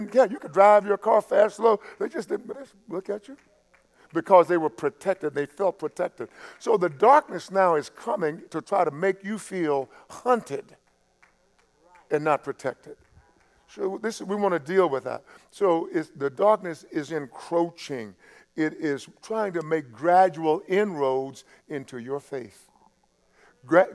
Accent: East Texas, United States; I grew up in East Texas

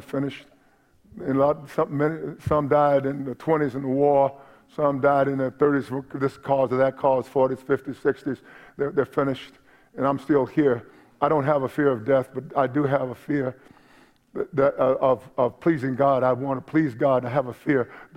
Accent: United States

